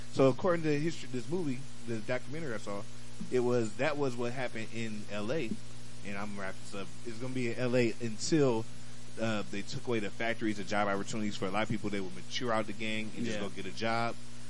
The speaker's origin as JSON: {"language": "English", "town": "Toledo", "region": "Ohio", "country": "United States", "tie": "born or raised there", "moved": "yes", "lives_now": "Atlanta, United States", "said": "I was brought up in a gang culture in Toledo"}